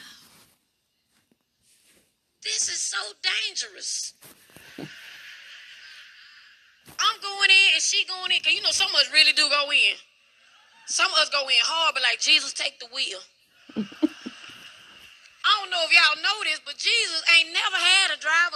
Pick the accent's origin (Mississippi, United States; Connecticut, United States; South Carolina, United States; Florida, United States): Mississippi, United States; I'm from Mississippi.